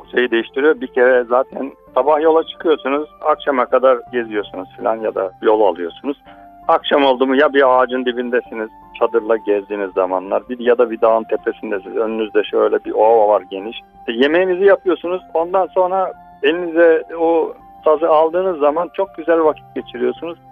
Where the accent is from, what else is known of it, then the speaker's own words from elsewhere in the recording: Turkey; I'm from Turkey